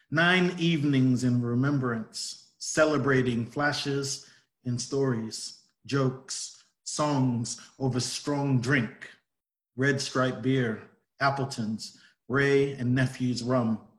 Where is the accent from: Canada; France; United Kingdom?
United Kingdom; England; born there; Because I was born in England, family's Jamaican, and I've pretty much moved every five years to a different country or place.